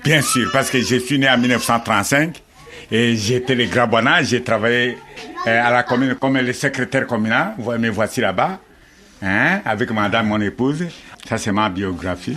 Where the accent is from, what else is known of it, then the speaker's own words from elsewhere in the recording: DR Congo; chez moi, dans mon village natal, dans la pleine, forêt là-bas.